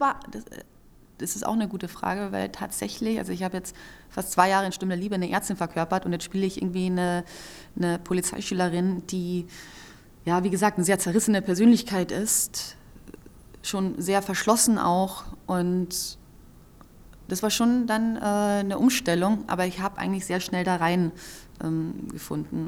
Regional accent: Carinthia, Austria; ich bin ja in Kärnten am See aufgewachsen

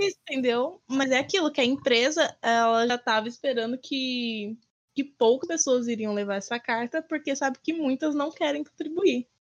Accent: Brazil

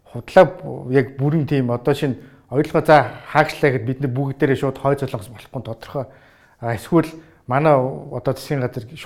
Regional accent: Mongolia; also born or lived in Australia

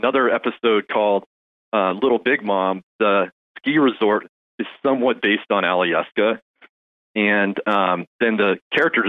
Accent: Fairbanks, Alaska, United States; moved away; growing up in Fairbanks

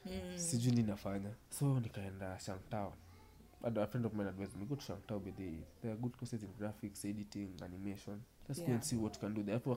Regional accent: Kenya; now in Australia; I can say, I don't care, it's cooking, because I'm from Africa. I'm in Australia.

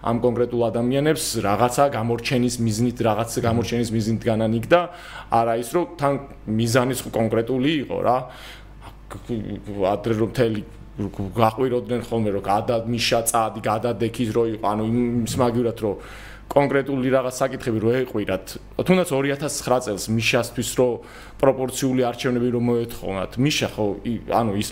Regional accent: Georgia

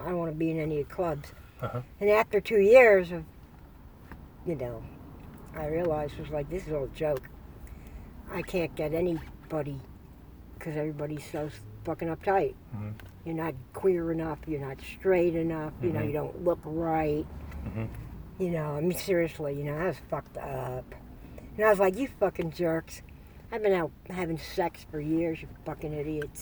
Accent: Long Island, New York, United States; moved away as an adult; now in San Francisco, United States; I'm from Long Island

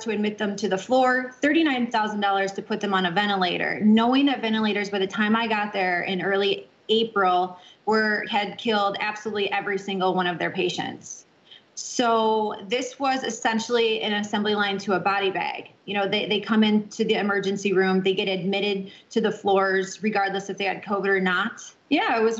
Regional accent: Florida, United States; I originally I'm from Florida. That's where I reside now.

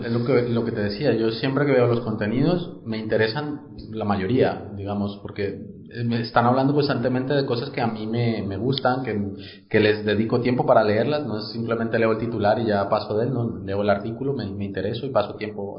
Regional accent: Colombia; yo yo soy colombiano

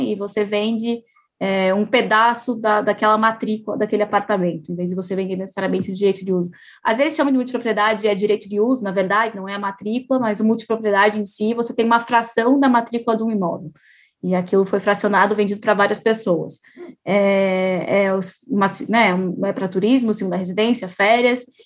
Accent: Curitiba, Paraná, Brazil; Eu sou de Curitiba

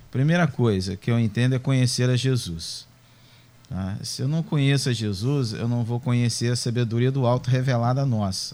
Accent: Brazil; a nossa cultura cristã evangélica brasileira

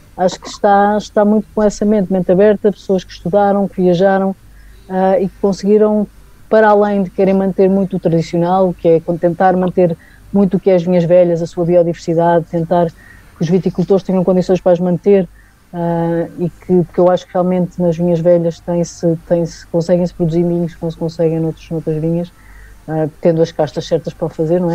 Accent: Ribatejo, Portugal; also born or lived in Douro; now in North of Portugal, Portugal; Eu não sou, não sou duriense, sou, sou ribatejana, já estou, já estou no Norte há, muito, há muitos anos

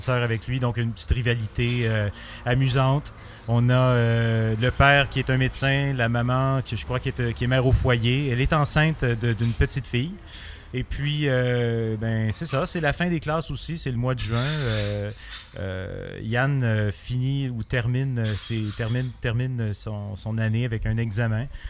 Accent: Montreal, Quebec, Canada; je viens de Montréal

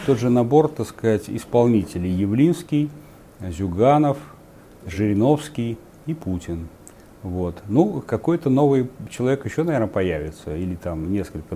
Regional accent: Samara, Samara Oblast, Russia; моего родного города, тогда Куйбышева, а не Самары

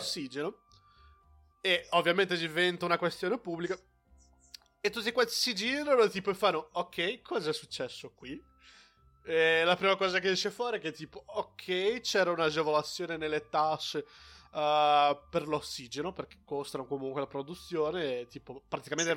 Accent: Brazil; now in Italy; ho la cittadinanza brasiliana e non una cittadinanza italiana

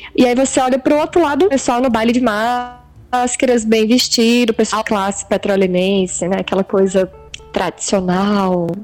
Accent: Minas Gerais, Brazil; moved away; Eu via isso quando era criança lá em Minas

